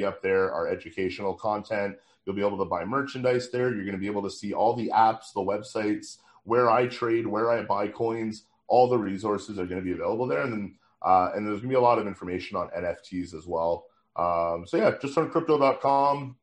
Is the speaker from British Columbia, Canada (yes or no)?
no; Ottawa, Ontario, Canada; Ottawa, my hometown